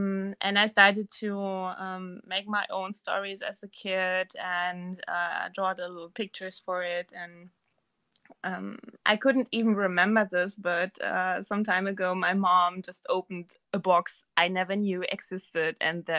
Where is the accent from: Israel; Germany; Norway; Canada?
Germany; Yes. But my family is originated in Erzgebirge.